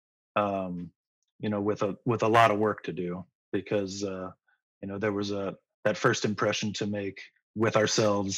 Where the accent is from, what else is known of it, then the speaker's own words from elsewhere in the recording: Midwest, United States; moved away as an adult; also born or lived in Indianapolis, Indiana / Florida / Alabama / Missouri; now in California, United States; we were used to snowy driving growing up in the Midwest